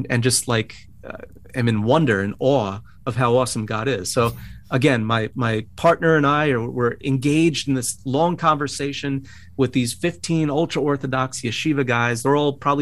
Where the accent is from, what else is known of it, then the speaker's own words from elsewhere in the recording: Bayonne, New Jersey, United States; moved away as an adult; also born or lived in Secaucus, New Jersey / West Palm Beach, Florida; now in Brooklyn, United States; I was born in Secaucus, New Jersey, and grew up in Bayonne, New Jersey